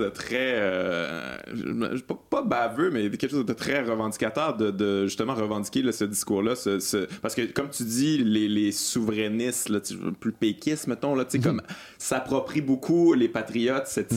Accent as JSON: {"language": "French", "town": "Lac-Beauport", "region": "Quebec", "country": "Canada", "tie": "born or raised there", "said": "je viens du Lac Beauport"}